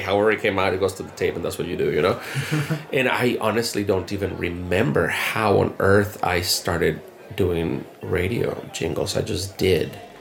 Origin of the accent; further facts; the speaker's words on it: Mexico; moved away as an adult; also born or lived in Panama / Ecuador / Guatemala / Colombia; now in United States; I grew up in Mexico. I'm, I was not born in Mexico. Born in Panama